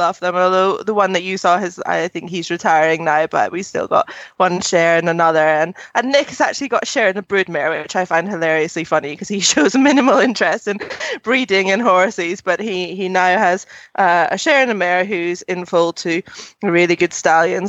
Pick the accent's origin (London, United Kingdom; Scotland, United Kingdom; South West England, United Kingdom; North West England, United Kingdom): Scotland, United Kingdom; my home country